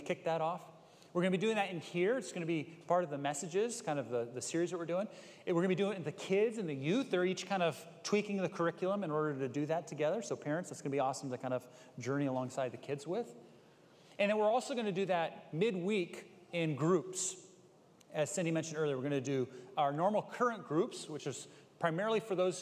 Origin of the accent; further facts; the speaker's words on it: Bay Area, California, United States; I grew up in the Bay Area. My parents started a church in Berkeley